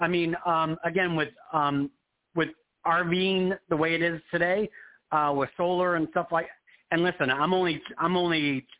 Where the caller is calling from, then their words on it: Arizona, United States; I am in very hot Arizona.